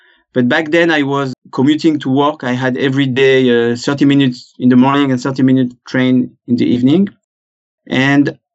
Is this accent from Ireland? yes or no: no; France; accent: French; English is a second language; moved away as an adult; now in Israel; I was born in France, as you probably guessed from my accent. But for the last 20 years, I've lived in Israel.